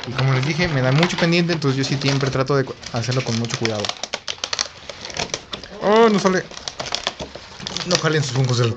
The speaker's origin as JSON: {"language": "Spanish", "country": "Mexico", "said": "Y somos de México."}